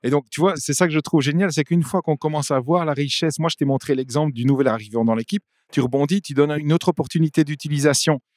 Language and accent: French; Flanders, Belgium; first language French; also born or lived in Bavaria; je suis un Belge, je ne sais pas si c'est pure souche, mais je suis un francophone qui a grandi en Flandre. Dans le côté de la Flandre, pour ceux qui connaissent, on parle le ouest flamand